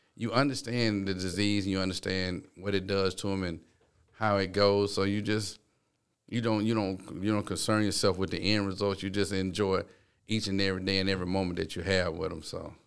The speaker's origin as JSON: {"language": "English", "town": "Town Creek", "region": "Alabama", "country": "United States", "tie": "born or raised there", "said": "growing up in Town Creek, it, it was so small"}